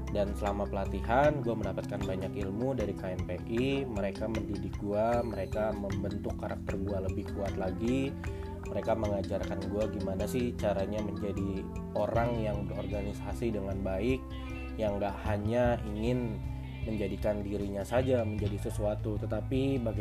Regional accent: Tangerang, Banten, Indonesia; kebetulan gue memang dari lahir tinggal di Tangerang cuman nyokap orang Palembang dan bokap orang Sunda uh, eh, gue besar di Tangerang

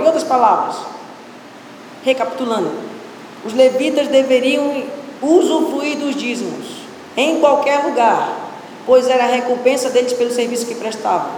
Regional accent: Pará, Brazil; eu sou paraense, filho de paraense

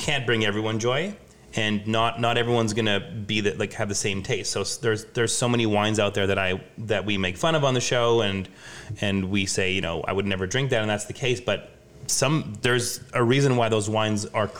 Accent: Montreal, Quebec, Canada; now in Saskatchewan, Canada; When I moved to Saskatchewan, like I grew up in Montreal, I moved to Saskatchewan.

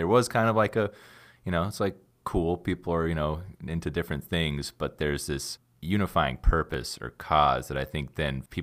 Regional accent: the South, United States; Southerners there like myself

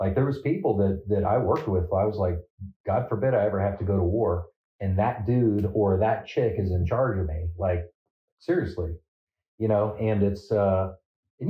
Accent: Phoenix, Arizona, United States; moved away as an adult; also born or lived in Sacramento, California / Colton, California / San Bernardino, California; I was born in Sacramento, California. I claim Phoenix, Arizona, although I went to high school in California

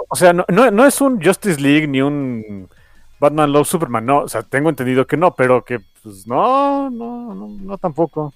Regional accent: Mexico; soy mexicano

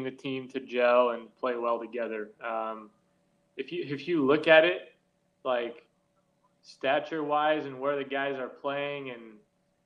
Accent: United States

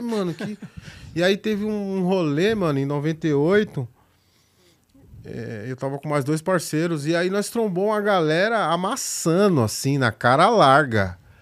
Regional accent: Itapevi, São Paulo, Brazil; also born or lived in Barueri; eu nasci na, no centro, mas cresci na periferia da Zona Oeste de São Paulo

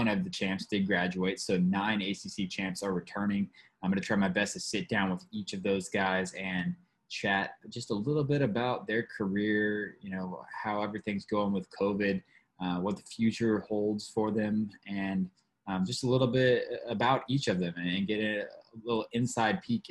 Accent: Georgia, United States; moved away; I'm from Georgia, and everywhere in Georgia, like, deer hunting is, like, the thing

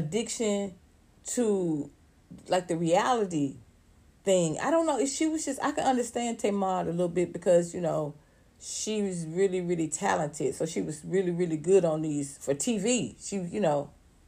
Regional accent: Atlanta, Georgia, United States; I'm from Atlanta

